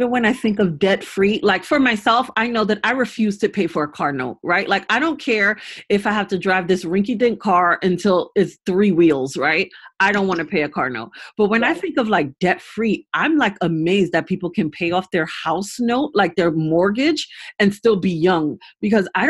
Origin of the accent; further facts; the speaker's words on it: New York, United States; now in California, United States; I'm originally from New York, and it's high cost of living there